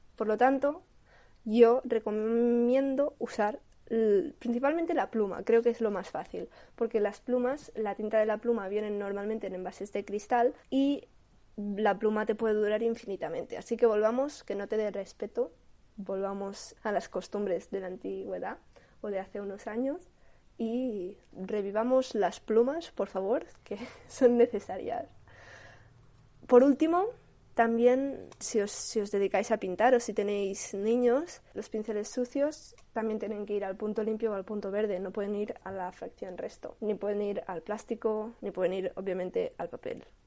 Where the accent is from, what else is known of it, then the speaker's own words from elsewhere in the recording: Catalonia, Spain; yo soy de Cataluña